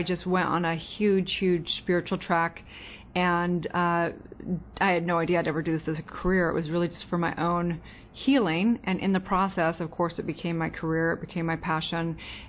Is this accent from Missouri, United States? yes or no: no; California, United States; And so just growing up in California, there was just, it was chaotic, not going to lie.